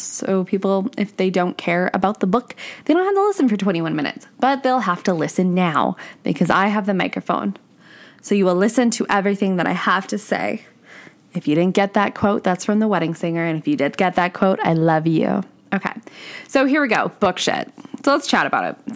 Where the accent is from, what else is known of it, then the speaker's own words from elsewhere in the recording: Canada; I'm Canadian, if, if you guys didn't know that. So I'm Canadian